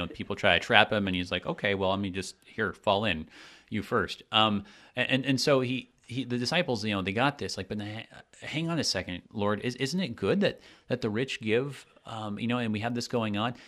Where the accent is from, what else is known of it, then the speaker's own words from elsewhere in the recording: United States; as an American myself